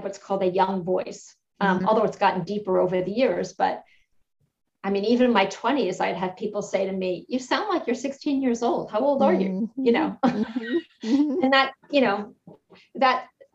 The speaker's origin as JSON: {"language": "English", "region": "Connecticut", "country": "United States", "tie": "born or raised there", "also_born_or_lived": "New York / Fairfield, Connecticut", "moved": "as an adult", "lives_now": "Fort Lauderdale, United States", "said": "I had lived in New England my entire life. I grew up in Connecticut"}